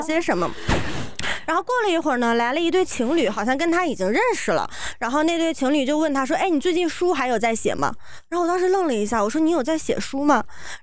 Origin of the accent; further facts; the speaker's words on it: Shanghai, China; 我是上海来的